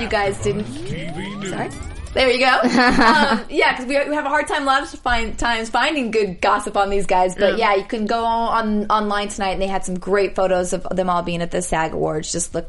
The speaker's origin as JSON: {"language": "English", "region": "Midwest", "country": "United States", "also_born_or_lived": "New York", "moved": "yes", "said": "I'm from the Midwest"}